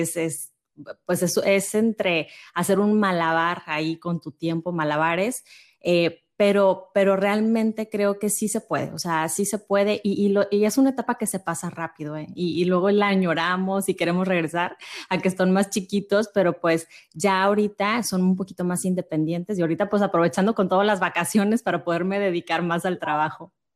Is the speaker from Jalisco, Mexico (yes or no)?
no; Monterrey, Nuevo León, Mexico; yo soy de acá de Monterrey